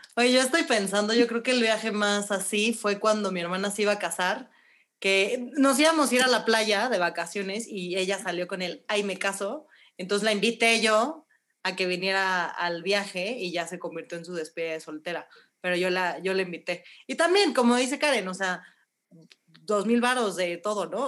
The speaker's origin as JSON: {"language": "Spanish", "country": "Mexico", "said": "soy mexicana"}